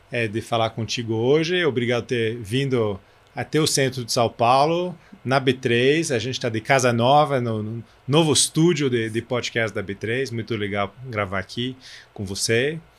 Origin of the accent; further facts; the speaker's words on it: France; accent: French; Portuguese is a second language; now in Brazil; eu sou francês, então desculpa pelo sotaque, disso não melhora muito.